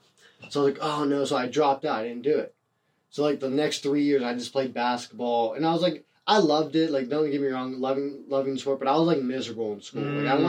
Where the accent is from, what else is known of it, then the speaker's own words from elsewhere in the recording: Youngstown, Ohio, United States; I'm from Youngstown, Ohio, and there's not a lot of stuff that goes on.